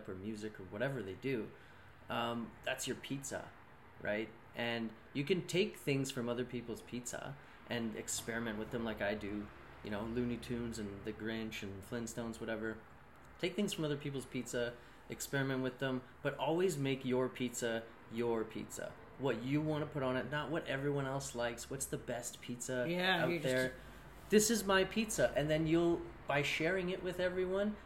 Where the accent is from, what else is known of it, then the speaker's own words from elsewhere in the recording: Kitchener, Ontario, Canada; I grew up in Kitchener.